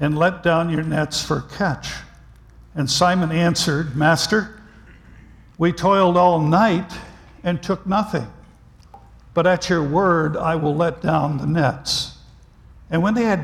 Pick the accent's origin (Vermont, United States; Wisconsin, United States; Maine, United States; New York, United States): Vermont, United States; moved away; I was raised on a dairy farm in Vermont